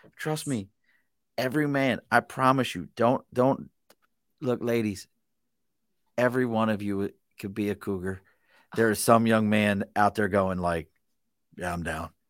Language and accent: English; Baltimore, Maryland, United States; accent: Mid-Atlantic; I'm from Baltimore